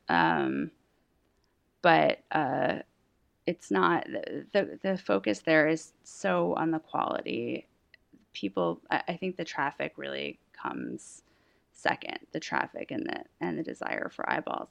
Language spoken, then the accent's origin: English; Massachusetts, United States; also born or lived in Philadelphia; now in New York, United States; I'm from Massachusetts